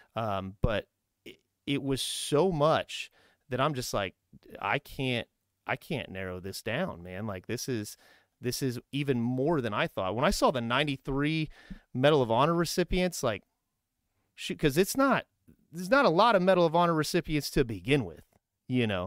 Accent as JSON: {"language": "English", "town": "Kokomo", "region": "Indiana", "country": "United States", "said": "I'm originally from, like, Kokomo"}